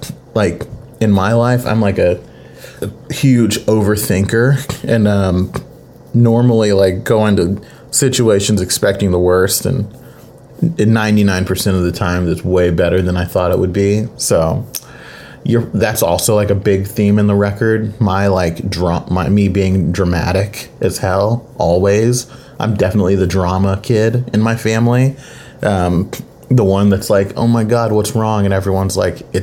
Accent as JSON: {"language": "English", "town": "Mustang", "region": "Oklahoma", "country": "United States", "tie": "born or raised there", "said": "a Black kid growing up in Mustang, Oklahoma"}